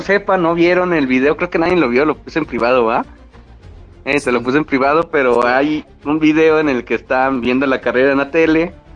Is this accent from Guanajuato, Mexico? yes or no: no; Guadalajara, Jalisco, Mexico; nosotros que somos aquí de Guadalajara